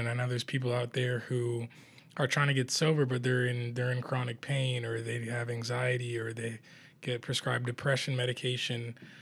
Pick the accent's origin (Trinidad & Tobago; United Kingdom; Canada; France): Canada; Toronto, Ontario; I am Canadian as well. Born in Toronto, Canada